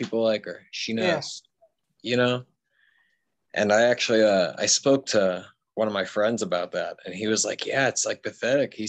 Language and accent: English; Pittsburgh, Pennsylvania, United States; I grew up in Pittsburgh